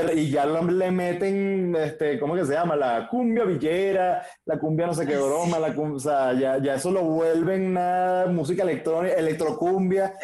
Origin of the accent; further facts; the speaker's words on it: Caracas, Capital District, Venezuela; yo crecí en la Candelaria